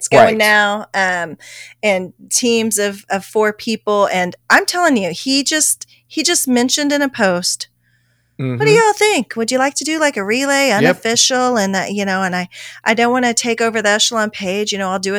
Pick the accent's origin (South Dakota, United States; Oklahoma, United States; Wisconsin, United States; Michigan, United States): Oklahoma, United States; I'm from Oklahoma.